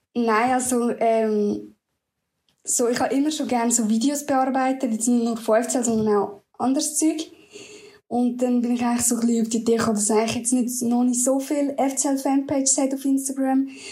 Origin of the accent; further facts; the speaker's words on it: Lucerne, Switzerland; ich komme aus Luzern, also ein bisschen außerhalb von Luzern